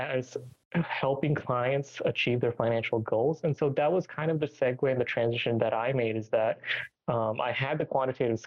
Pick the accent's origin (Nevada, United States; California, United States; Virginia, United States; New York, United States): Virginia, United States; Richmond; also born or lived in Tampa Bay, Florida; transferred back to my hometown to Richmond, Virginia